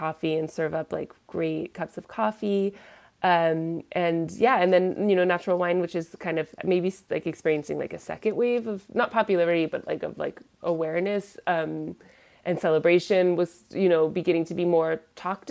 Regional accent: Bay Area, California, United States; accent: American; moved away as an adult; also born or lived in Olympia, Washington / France; now in Paris, France; I am from California originally, and then I grew up in the Bay Area

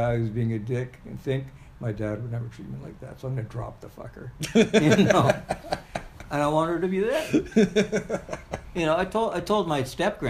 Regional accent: Ottawa, Ontario, Canada; also born or lived in Sri Lanka; I grew up there. I was born in Sri Lanka, but my dad started the first embassy in Canada.

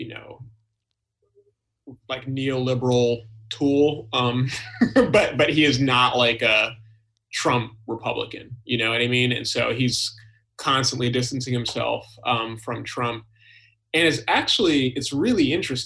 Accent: Albany, New York, United States; now in Boston, United States; I actually grew up in upstate New York

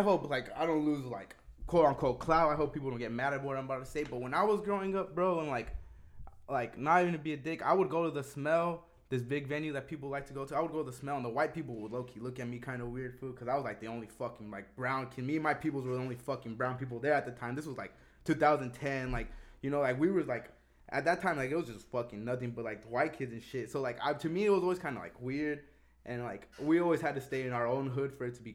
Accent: Rialto, California, United States; I grew up in Rialto

